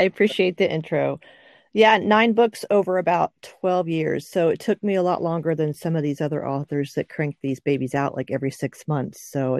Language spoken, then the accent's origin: English; Oklahoma, United States; also born or lived in Okinawa; 1990, so I'm actually an Oklahoman. And I, since I lived in Okinawa for a while, I'm an Okie from an Okie.